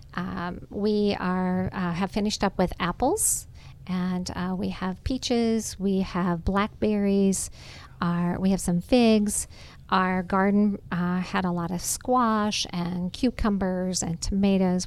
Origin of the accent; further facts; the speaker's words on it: Nebraska, United States; moved away as an adult; now in Georgia, United States; I'm from Nebraska. I think I mentioned I grew up on a farm